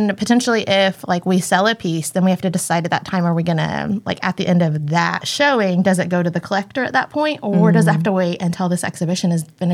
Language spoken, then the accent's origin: English; Tulsa, Oklahoma, United States; I was born right here in Tulsa, Oklahoma, where we're recording